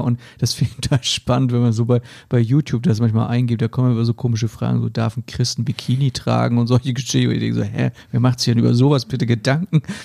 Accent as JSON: {"language": "German", "region": "Hesse", "country": "Germany", "said": "in Hessen sagen wir"}